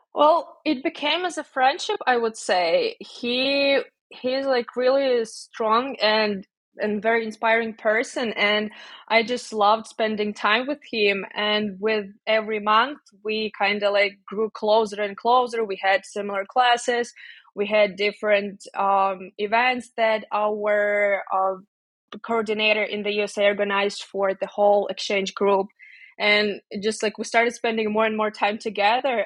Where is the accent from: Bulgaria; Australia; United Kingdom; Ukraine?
Ukraine; moved away as an adult; also born or lived in Kyiv, Ukraine / Indiana, United States; now in Armenia; go back to my family, to my hometown